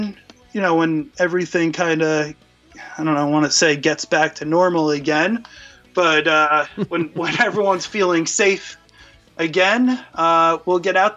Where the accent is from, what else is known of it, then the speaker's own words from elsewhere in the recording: New York, United States; being from New York